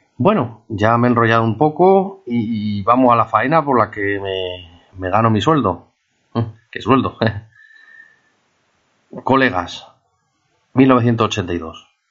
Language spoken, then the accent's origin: Spanish; Spain; also born or lived in Palamós; los españoles nos creímos importantes